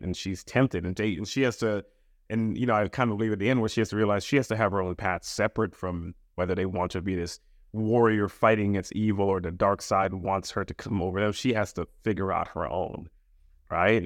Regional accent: Trinidad & Tobago; moved away; also born or lived in Queens, New York, United States; I was born in the United States. My parents are from the Caribbean, uh, from Trinidad, and I was sent back

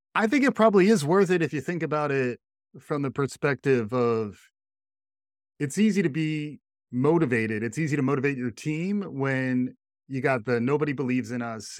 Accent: New York, United States; as a New Yorker

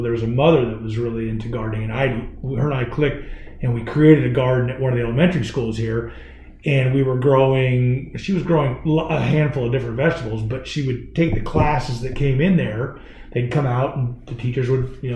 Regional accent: Alaska, United States; moved away; Growing up, you know, I'm from Alaska, my mom had a garden every year.

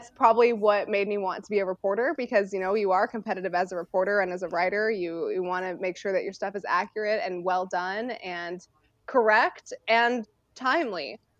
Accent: California, United States; I mean, growing up in the Bay Area, I was 45 minutes away from the A Stadium and the Giants Stadium.

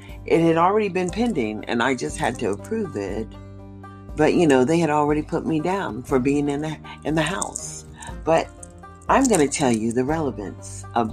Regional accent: United States; I can only identify with being an American, understanding being born here

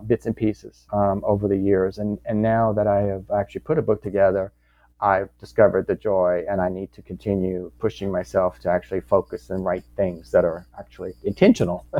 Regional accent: Louisiana, United States; born or raised there

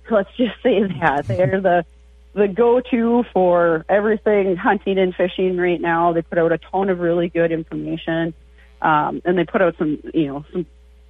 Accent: Minnesota, United States; we're from Minnesota

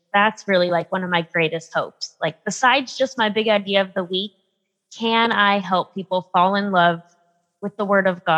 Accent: San Diego, California, United States; moved away as an adult; I grew up in San Diego, California

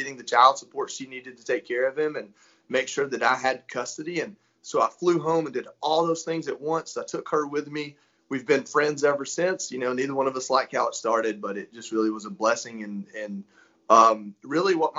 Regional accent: North Georgia, United States; also born or lived in Florida; I'm from North Georgia, and I'm a country boy, if you can't hear it, my voice.

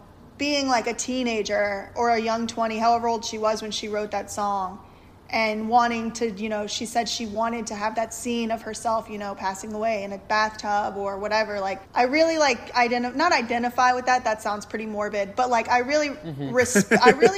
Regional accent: Louisiana, United States; I'm from Louisiana also

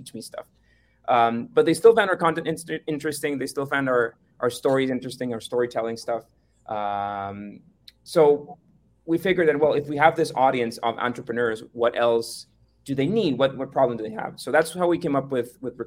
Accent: Costa Rica; we're from Costa Rica

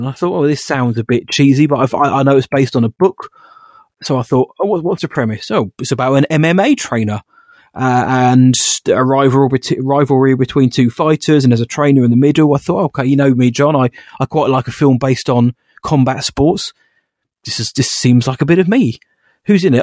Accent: United Kingdom; I'm just British

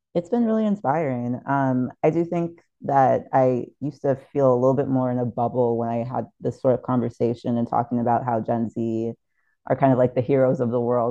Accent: St. Thomas, U.S. Virgin Islands; growing up in St. Thomas in the U.S. Virgin Islands

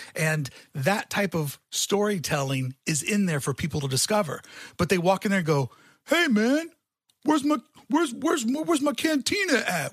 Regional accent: Louisville, Kentucky, United States; my hometown of Louisville, Kentucky

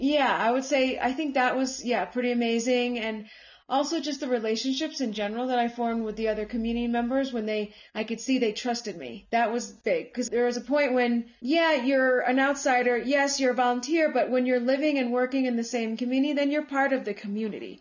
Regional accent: United States; moved away as an adult; also born or lived in Colombia; now in Bogota, Colombia; even though I was born here, but I grew up in the States.

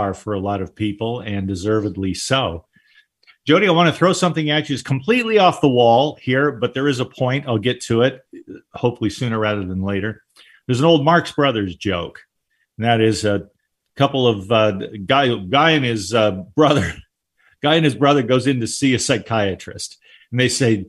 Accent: Southern California, United States; moved away; also born or lived in Seattle; I grew up in Southern California and then in Seattle.

